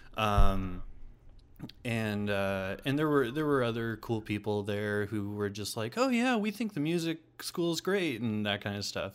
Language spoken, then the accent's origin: English; Des Moines, Iowa, United States; also born or lived in Kelly, Iowa / Ames, Iowa / Portland, Oregon / Creston, Iowa; I pretty much grew up in Des Moines